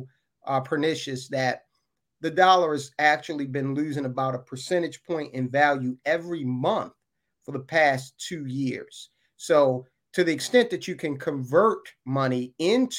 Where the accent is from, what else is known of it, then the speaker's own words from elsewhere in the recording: Baltimore, Maryland, United States; I grew up in West Baltimore in a row house